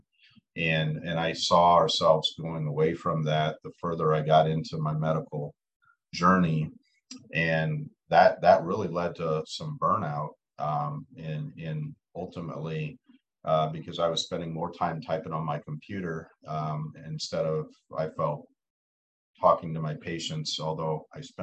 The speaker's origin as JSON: {"language": "English", "town": "Eagle Grove", "region": "Iowa", "country": "United States", "tie": "born or raised there", "also_born_or_lived": "Okoboji, Iowa / Omaha, Nebraska / Valdosta, Georgia", "said": "So I'm an Iowa native. I grew up in Eagle Grove and did my high school in Okoboji, which is where I'm at now, Northwest Iowa"}